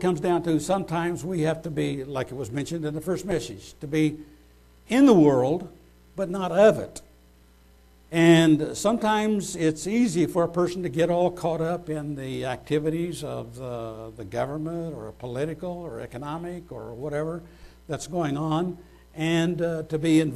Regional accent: United States; as patriotic American Christians

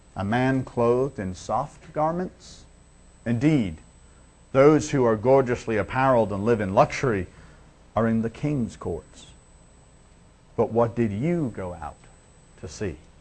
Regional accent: Liverpool, North West England, United Kingdom; I'm from Liverpool and we have a bad name in England if you're from Liverpool.

